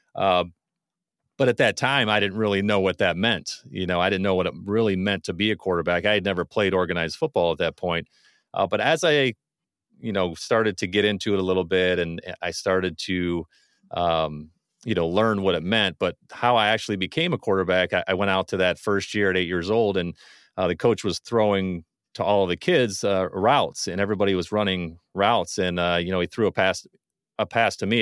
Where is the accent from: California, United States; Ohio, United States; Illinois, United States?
Ohio, United States; moved away as an adult; also born or lived in western Pennsylvania; now in Michigan, United States; I'm originally from Ohio, I, I've got some roots, some, uh, from really my younger days in Pennsylvania, that's where my fr-, parents are from, but I, for the most part, grew up in Ohio